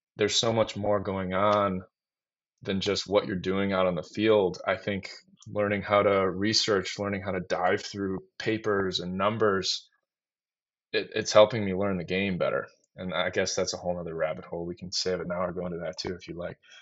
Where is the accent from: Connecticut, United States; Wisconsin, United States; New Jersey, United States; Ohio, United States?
Wisconsin, United States; Waukesha; in my backyard here in Waukesha